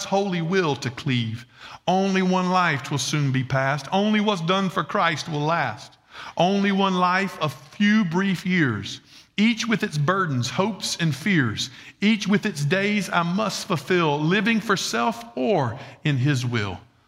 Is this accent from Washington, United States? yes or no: no; Red Bank, South Carolina, United States; I'm from Red Bank, South Carolina